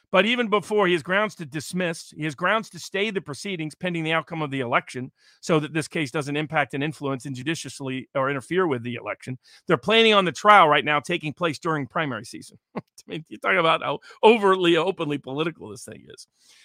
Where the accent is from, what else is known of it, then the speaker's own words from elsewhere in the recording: Chattanooga, Tennessee, United States; I'm doing a special little Viva … live event in my hometown, Chattanooga, in a couple of weeks as a birthday bash on a Tennessee riverboat.